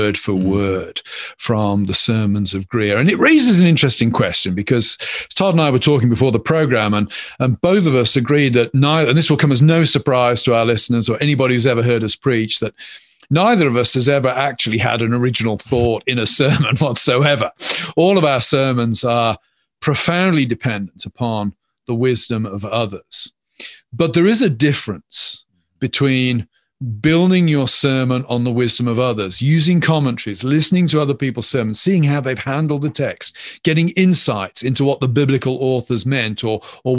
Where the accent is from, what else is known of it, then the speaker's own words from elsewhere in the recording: England, United Kingdom; moved away as an adult; now in Pennsylvania, United States; I'm English.